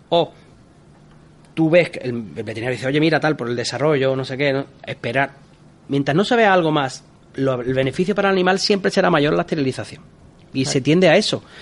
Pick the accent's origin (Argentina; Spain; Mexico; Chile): Spain; Cádiz, Andalusia; fíjate, yo soy de Cádiz, en Cádiz es una ciudad igual.